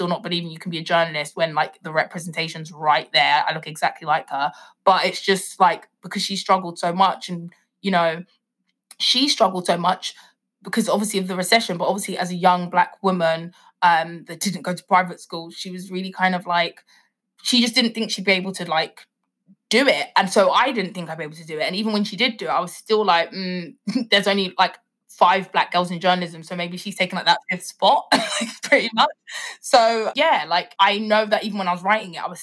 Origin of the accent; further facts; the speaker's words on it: Nigeria; I'm Nigerian